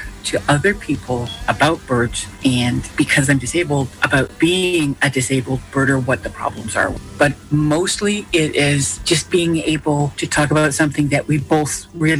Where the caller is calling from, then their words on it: Elliot Lake, Ontario, Canada; I am calling from Elliott Lake, Ontario.